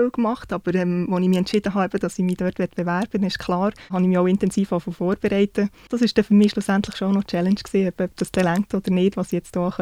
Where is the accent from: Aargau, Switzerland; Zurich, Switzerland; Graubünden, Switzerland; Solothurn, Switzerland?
Solothurn, Switzerland; now in Canton of Bern, Switzerland; ich bin 33. Ich bin im Kanton Solothurn aufgewachsen, wohne jetzt aber im Kanton Bern.